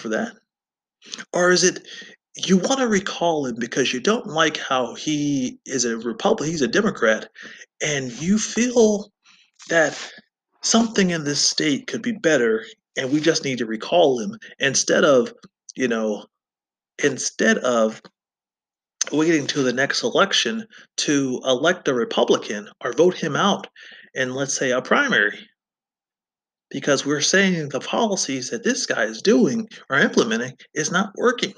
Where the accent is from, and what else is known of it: United States